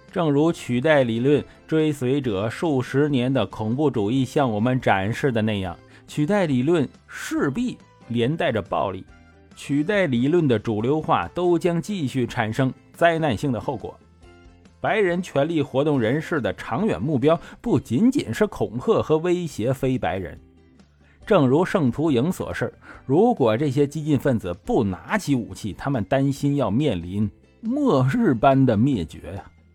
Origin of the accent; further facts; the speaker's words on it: China; 我们中国人